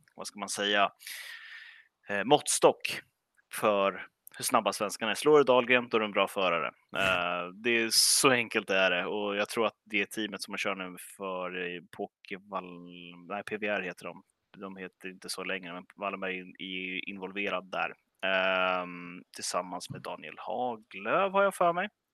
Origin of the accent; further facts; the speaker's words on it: Stockholm, Stockholm County, Sweden; jag som, eh, som stockholmare